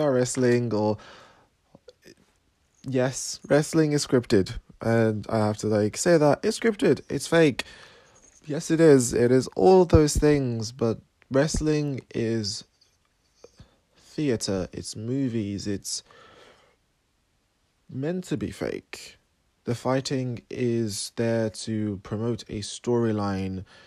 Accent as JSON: {"language": "English", "country": "Sierra Leone", "tie": "born or raised there", "moved": "yes", "lives_now": "Cambridge, United Kingdom", "said": "I was born in Sierra Leone, and I live in Cambridge, England."}